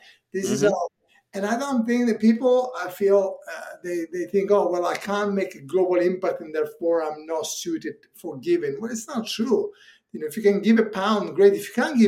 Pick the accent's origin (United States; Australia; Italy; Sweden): Italy; northern Italy; English is a second language; now in England; I grew up in Italy, Northern Italy